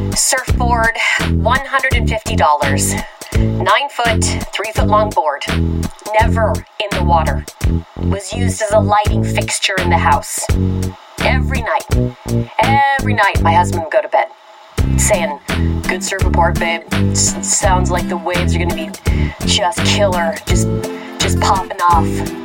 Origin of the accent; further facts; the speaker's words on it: Colorado, United States; I'm from Colorado. I like to skate.